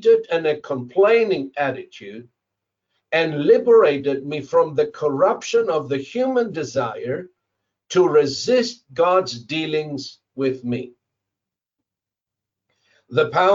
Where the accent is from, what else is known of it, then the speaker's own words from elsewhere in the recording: Zimbabwe; moved away as an adult; I came from Zimbabwe, from a double-story house